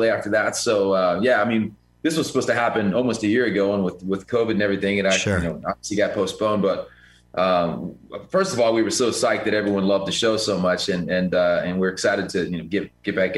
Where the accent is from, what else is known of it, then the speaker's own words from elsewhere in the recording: Cincinnati, Ohio, United States; I'm from Cincinnati. It's the city of the Flying Pig.